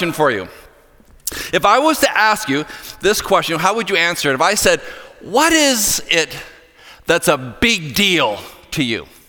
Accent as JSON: {"language": "English", "area": "hometown of Sidney Crosby", "region": "Nova Scotia", "country": "Canada", "tie": "born or raised there", "said": "my hometown boy, Sidney Crosby"}